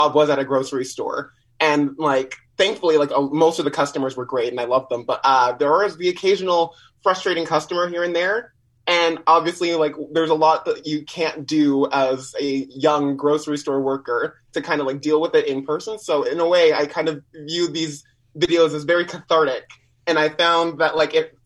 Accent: Winnipeg, Manitoba, Canada; Winnipeg born and raised.

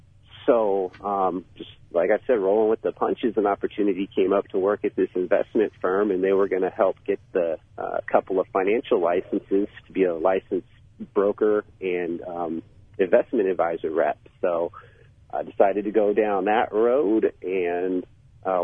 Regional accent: Bellingham, Washington, United States; I grew up in Washington State, so I grew up on the West Coast there in a town called Bellingham, which is kind of in between Seattle and Vancouver. So I had opportunities growing up kind of to hit the city when I needed

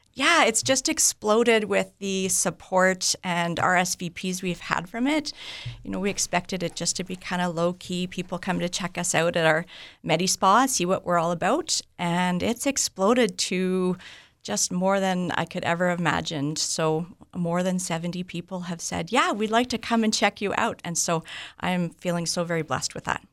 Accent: Vancouver, British Columbia, Canada; moved away as an adult; now in Morden, Canada; I'm originally from Vancouver

